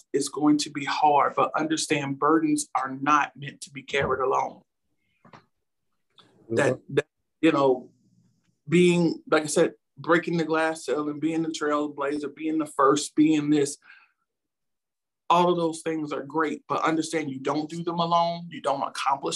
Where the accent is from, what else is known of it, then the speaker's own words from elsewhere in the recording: Petersburg, Virginia, United States; growing up in Petersburg, Ettrick area, near Virginia State University